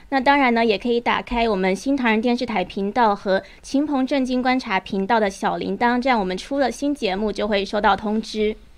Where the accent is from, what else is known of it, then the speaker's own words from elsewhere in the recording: Taiwan; 我身为台湾人